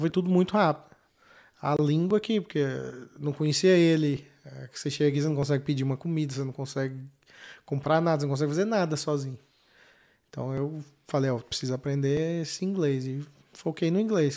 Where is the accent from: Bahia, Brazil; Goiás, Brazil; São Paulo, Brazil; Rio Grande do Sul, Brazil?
Goiás, Brazil; Goiânia; moved away; Goiânia, né? Sou de Goiânia.